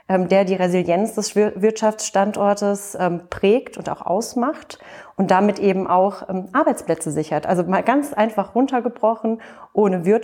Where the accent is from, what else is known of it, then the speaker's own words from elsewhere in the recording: Frankfurt, Hesse, Germany; Also ich bin Frankfurterin und die Paulskirche gehört für mich zu den Wahrzeichen Frankfurts.